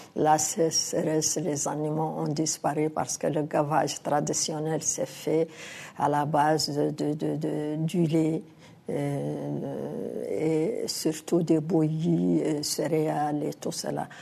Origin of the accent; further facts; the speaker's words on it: Mauritania; en tant qu'Africaine, en tant que Mauritanienne